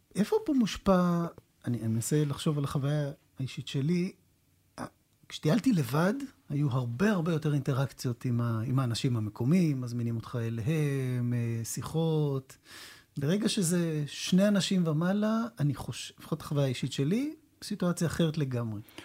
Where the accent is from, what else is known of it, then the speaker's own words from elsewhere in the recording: Jerusalem, Jerusalem District, Israel; אני גדלתי בירושלים